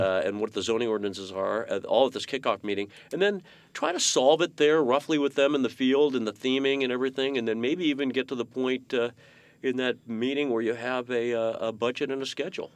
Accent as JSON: {"language": "English", "town": "Menlo Park", "region": "California", "country": "United States", "tie": "born or raised there", "said": "I grew up in Menlo Park"}